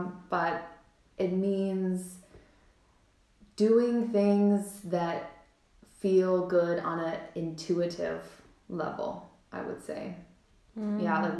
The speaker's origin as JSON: {"language": "English", "region": "Washington", "country": "United States", "also_born_or_lived": "Arizona", "moved": "as an adult", "lives_now": "Germany", "said": "So I'm originally from Washington State, which is, the Pacific Northwest of the U.S. And I come from an area that's very beautiful. We have evergreens, ginormous, beautiful greenery, trees everywhere, mountains"}